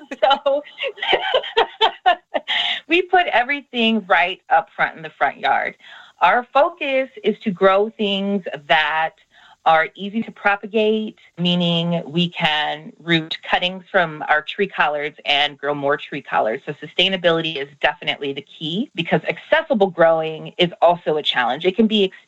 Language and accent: English; Iowa, United States; moved away as an adult; now in Los Angeles, United States; I grew up in a farming community. I'm originally from Iowa, here in the United States, in the Midwest